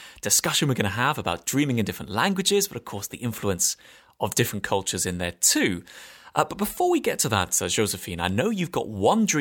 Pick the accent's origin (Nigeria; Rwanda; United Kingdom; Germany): United Kingdom; England; also born or lived in France; I'm English and I lived in France for a few years